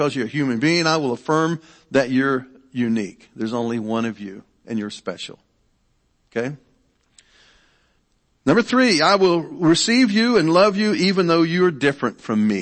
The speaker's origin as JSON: {"language": "English", "town": "Franklin", "region": "Ohio", "country": "United States", "tie": "born or raised there", "also_born_or_lived": "Richmond, Kentucky / Irvine, Kentucky", "said": "we moved with the Appalachian migration to Ohio"}